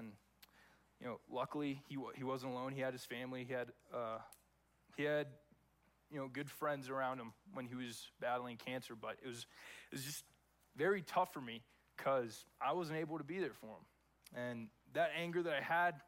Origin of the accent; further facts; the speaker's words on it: Texas, United States; moved away as an adult; also born or lived in California; I was born and raised in Texas. Lived there from the time I was born to the time that I went off to college when I was 18